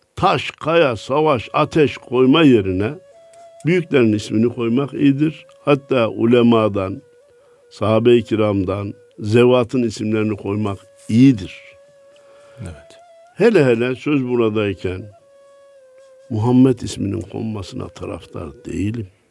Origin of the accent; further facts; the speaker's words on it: Kayseri Province, Turkey; benim memleketim Kayseri.